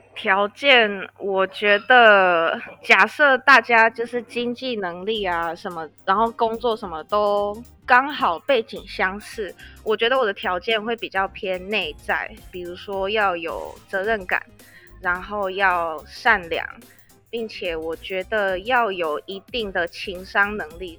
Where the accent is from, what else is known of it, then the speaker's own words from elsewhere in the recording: Taiwan; moved away as an adult; also born or lived in United Kingdom / Spain; 你作为一个外国人，一个台劳